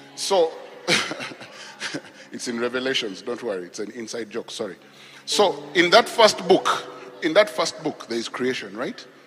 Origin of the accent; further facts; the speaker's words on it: Nakuru, Nakuru County, Kenya; I grew up in Kenya. I was born actually in Kenya. So I grew up in a town called Nakuru